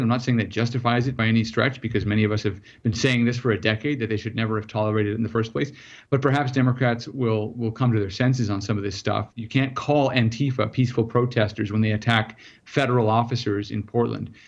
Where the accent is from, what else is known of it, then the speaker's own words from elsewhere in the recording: South Africa; now in United States; I'm originally from South Africa.